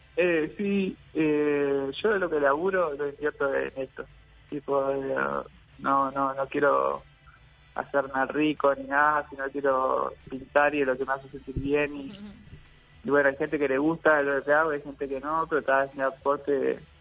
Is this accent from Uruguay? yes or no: yes; Salto, Uruguay; soy del departamento de Salto